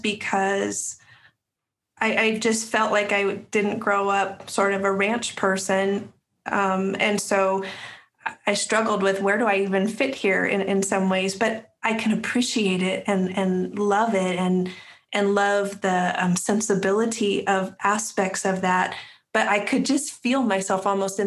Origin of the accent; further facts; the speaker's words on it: Wyoming, United States; now in North Carolina, United States; I'm a transplant to North Carolina. Mm-hmm. I grew up in Wyoming